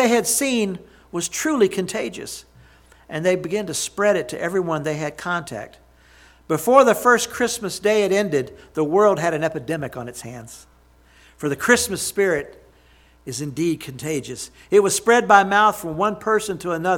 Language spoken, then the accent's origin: English; Jackson, Mississippi, United States; my hometown